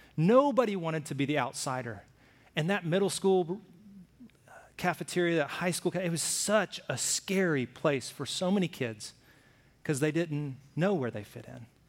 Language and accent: English; Alabama, United States; I grew up in Alabama